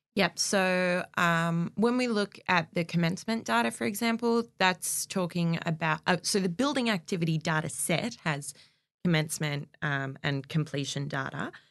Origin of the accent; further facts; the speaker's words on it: Castle Hill, New South Wales, Australia; I grew up in Castle Hill